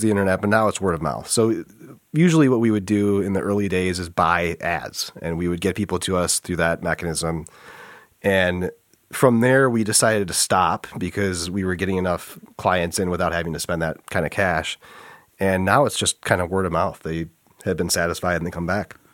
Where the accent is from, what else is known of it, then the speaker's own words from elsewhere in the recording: Flint, Michigan, United States; we're both from Flint